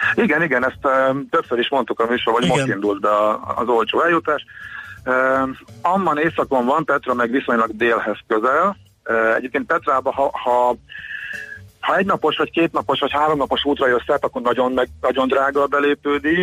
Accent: Hungary

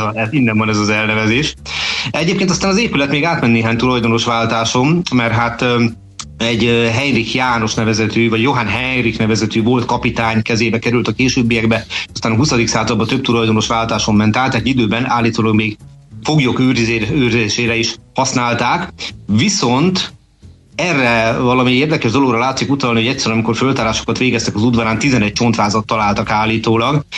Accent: Budapest, Hungary; nem messze ettől nőttem föl nevezetesen a Maros utcába.

